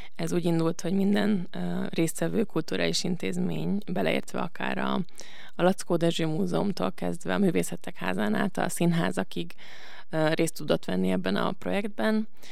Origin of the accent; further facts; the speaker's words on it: Budapest, Hungary; moved away as an adult; now in Veszprém, Hungary; aztán Budapestre költöztek az egyetemre, egyetem miatt, és én ott nőttem föl